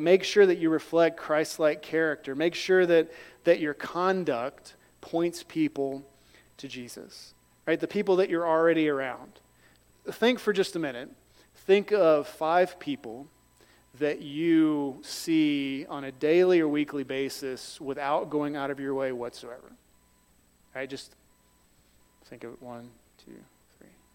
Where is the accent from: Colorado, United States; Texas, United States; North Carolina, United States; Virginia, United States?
North Carolina, United States; moved away; also born or lived in Liberia; I grew up in North Carolina